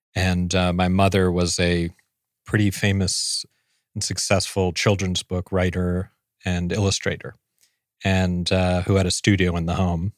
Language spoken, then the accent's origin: English; New York City, New York, United States; also born or lived in San Francisco; I grew up on the Upper East Side